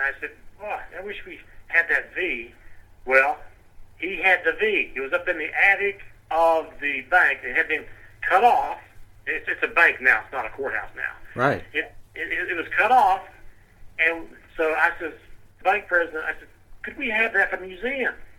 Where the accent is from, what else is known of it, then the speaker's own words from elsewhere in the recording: Indiana, Pennsylvania, United States; I don't say I'm from near Pittsburgh, although I am. I say Indiana, Pennsylvania